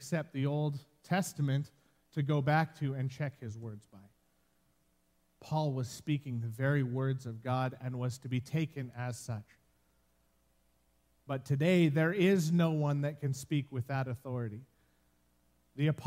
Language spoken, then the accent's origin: English; Medicine Hat, Alberta, Canada; moved away; I spent the greater part of my childhood growing up in Medicine Hat